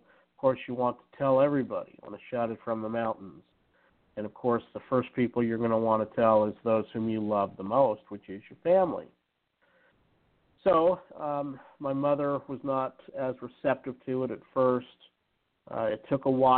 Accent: Utah, United States; I was brought up in Utah

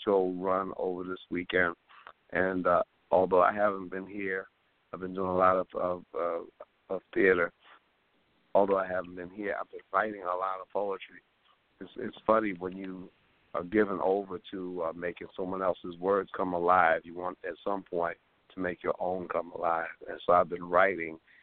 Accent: New York City, New York, United States; also born or lived in Harlem, New York City; I'm from Harlem, but, you know, I lived in Harlem when I was born till I was 9, but then I lived in the Bronx from the time I was 9 till I was 18

